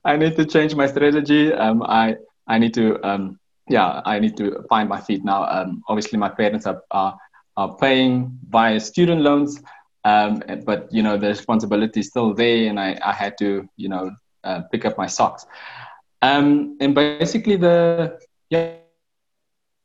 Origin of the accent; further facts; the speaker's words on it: Windhoek, Khomas, Namibia; also born or lived in Gobabis, Namibia / Cape Town, South Africa; I basically grew up in Windhoek in Kommersdal